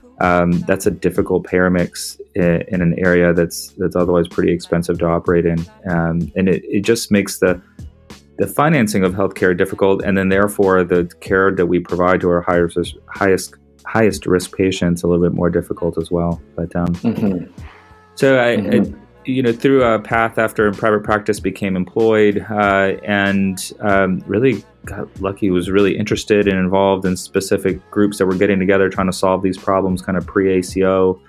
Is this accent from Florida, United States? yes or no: yes; Florida, United States; also born or lived in Puerto Rico / North Carolina; now in New York, United States; I was born in Puerto Rico, and it's relevant to sort of this path, but my family, all on my mom's side, is Puerto Rican, and we grew up in Florida after early on